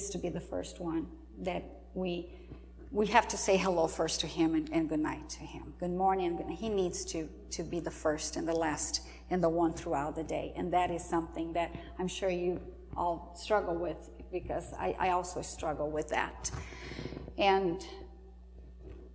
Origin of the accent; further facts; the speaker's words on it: home state with Iguaçu Falls, Paraná, Brazil; moved away; This is Iguaçu Falls. Not in my hometown, my home state